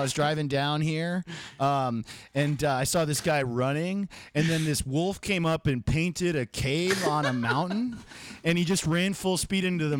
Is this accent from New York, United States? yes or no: yes; New York, United States; New York, what's up? I'm from New York, so get excited.